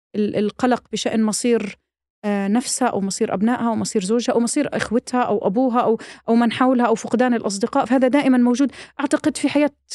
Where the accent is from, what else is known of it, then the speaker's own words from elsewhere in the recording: Palestine; احنا كفلسطينيين